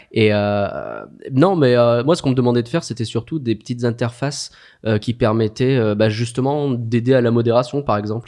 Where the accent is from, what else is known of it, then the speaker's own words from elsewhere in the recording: France; Nous sommes français.